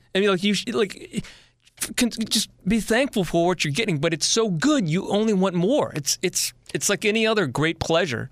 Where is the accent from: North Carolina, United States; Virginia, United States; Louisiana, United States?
Virginia, United States; Richmond; moved away as an adult; I'm a guy from Richmond, Virginia originally